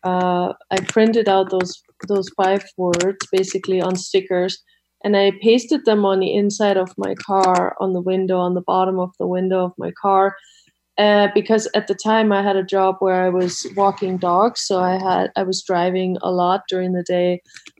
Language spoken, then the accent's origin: English; Germany; moved away; I grew up in Germany